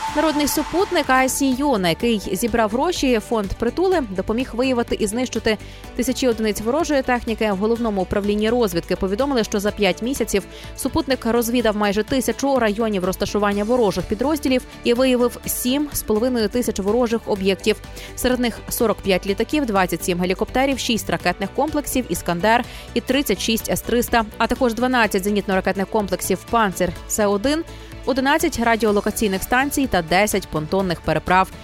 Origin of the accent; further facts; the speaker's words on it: Ukraine; українці, ми незламні